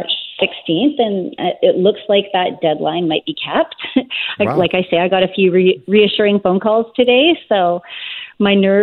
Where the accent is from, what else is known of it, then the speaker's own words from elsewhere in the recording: Tsawwassen, British Columbia, Canada; also born or lived in Lytton, British Columbia; then we moved back to my hometown of Tawasin.